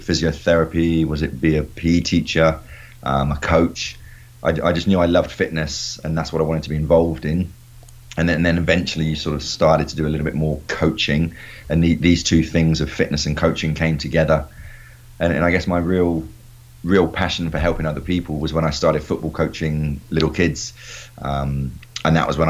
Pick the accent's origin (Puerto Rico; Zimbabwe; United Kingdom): United Kingdom; Honiton, South West England; moved away as an adult; now in China; a lot of little local Honiton town schoolboys, which I was growing up in Devon, England